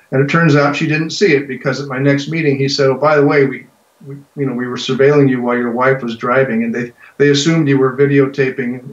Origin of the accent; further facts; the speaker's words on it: American Southwest, United States; I grew up in the American Southwest, in the late 60s and 70s